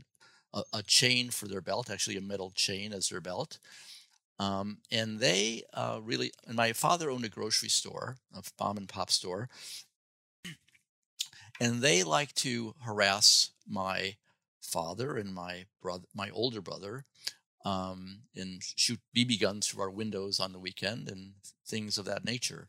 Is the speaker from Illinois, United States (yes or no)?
yes; Chicago, Illinois, United States; moved away; also born or lived in Champaign-Urbana, Illinois; Growing up in Chicago